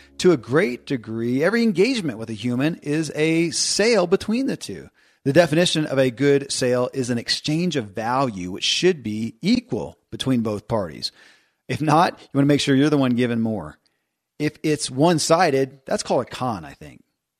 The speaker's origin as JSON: {"language": "English", "region": "Kentucky", "country": "United States", "tie": "born or raised there"}